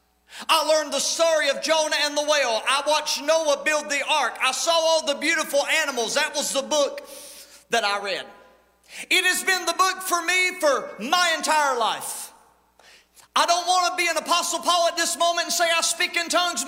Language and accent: English; United States; accent: country; I just said it in the country lingo that we use. It is my native tongue. It is what I have learned to speak is country.